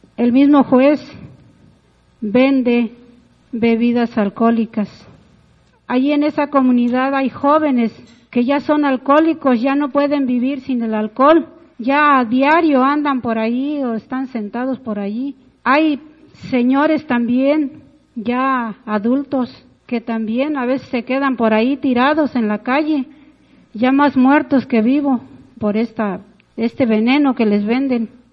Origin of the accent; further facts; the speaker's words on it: Plan de Juárez, San Luis Potosí, Mexico; Yo vengo de la comunidad del Plan de Juárez. Está aquí cerquita de, del municipio.